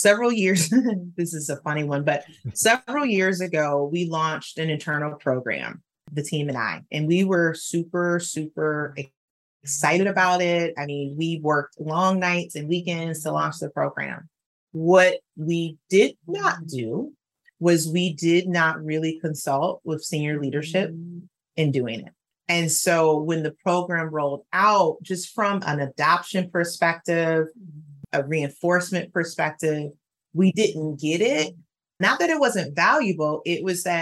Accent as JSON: {"language": "English", "town": "Detroit", "region": "Michigan", "country": "United States", "tie": "born or raised there", "said": "I'm from Detroit. I graduated from Detroit Public Schools"}